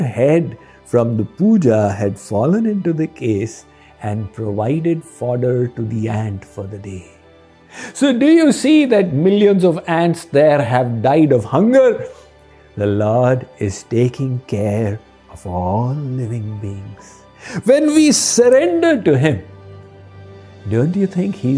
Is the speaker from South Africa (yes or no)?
no; India; Growing up in India